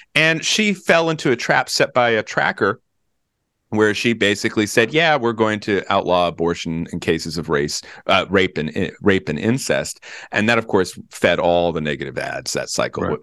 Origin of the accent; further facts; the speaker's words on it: Virginia, United States; my home state of Virginia